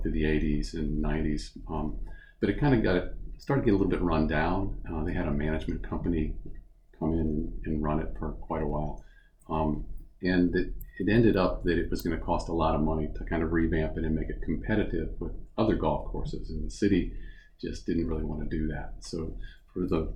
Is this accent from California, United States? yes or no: no; Aspen Hill, Maryland, United States; also born or lived in Twinbrook, Rockville, Maryland; I grew up in Aspen Hill and lived in Twin Brook about 25 years